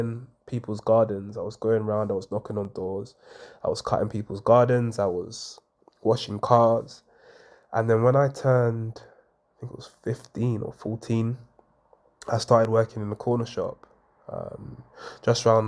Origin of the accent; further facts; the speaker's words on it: London, United Kingdom; I grew up, I was born in Hackney in Homerton, to a mum of three